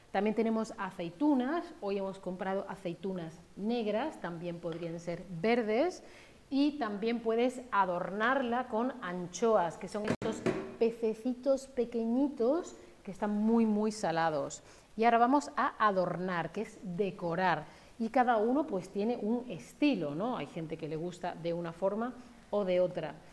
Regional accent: Spain; los dos somos españoles

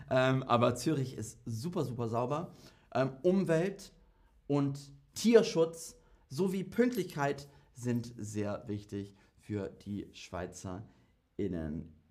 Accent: Germany; also ich bin EU-Bürger, ähm, ja, als, als Deutscher bin ich EU-Bürger

